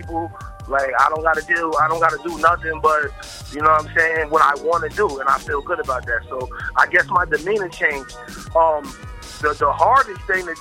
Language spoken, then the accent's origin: English; New York City, New York, United States; also born or lived in Albany, New York; now in Dallas, United States; born in Harlem, raised between Albany and Harlem, and now I'm out here in Dallas